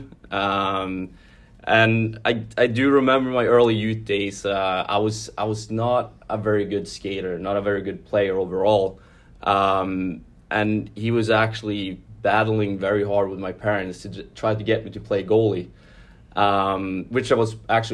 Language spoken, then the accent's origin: English; Luleå, Norrbotten County, Sweden; moved away; I grew up in the northern part of Sweden in a very small town called Luleå